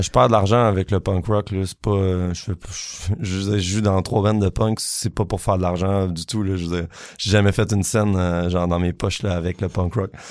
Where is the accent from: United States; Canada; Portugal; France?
Canada; Quebec; qu'est-ce je me suis tellement posé la question qu'est-ce qui fait qu'on est qu'on est québécois